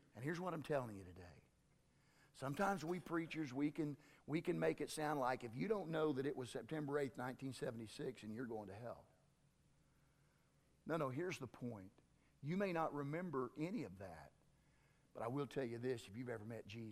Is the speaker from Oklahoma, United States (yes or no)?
yes; Tyrone, Oklahoma, United States; I grew up over in Tyrone. In my senior year, which was 1978, our baseball team went to state